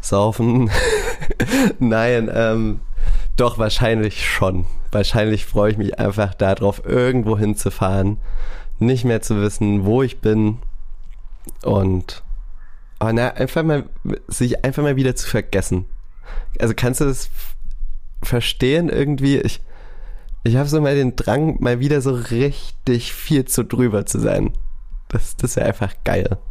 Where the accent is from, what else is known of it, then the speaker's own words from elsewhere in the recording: Saxony, Germany; ich bin dort geboren, ich wohne hier